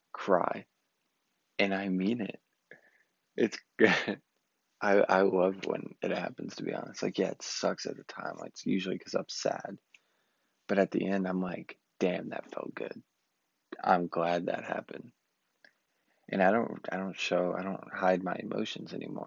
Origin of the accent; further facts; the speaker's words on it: Southeast Texas, United States; also born or lived in Austin, Texas; I just wanted to get out of my hometown. Hated Southeast Texas. I'm back now